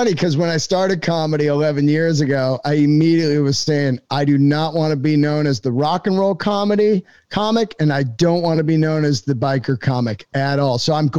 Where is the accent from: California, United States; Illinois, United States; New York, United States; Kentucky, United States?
California, United States; San Francisco; You know, I grew up in San Francisco, and comedy was massive there in the 80s.